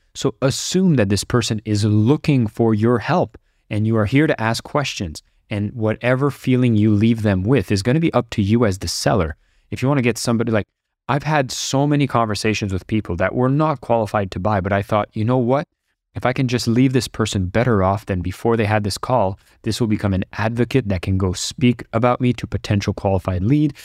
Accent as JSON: {"language": "English", "town": "Ottawa", "region": "Ontario", "country": "Canada", "tie": "born or raised there", "moved": "yes", "lives_now": "Bali, Indonesia", "said": "I'm recording this from Ottawa, Canada, as I get a chance to visit my hometown"}